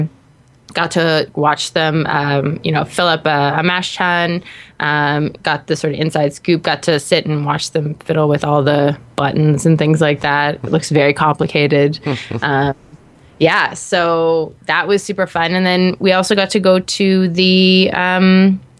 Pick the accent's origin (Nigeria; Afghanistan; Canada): Canada; I'm from Canada